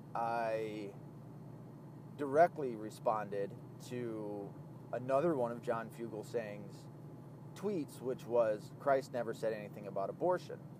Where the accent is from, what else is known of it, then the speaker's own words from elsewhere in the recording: the Bible Belt, United States; I was raised in the Bible Belt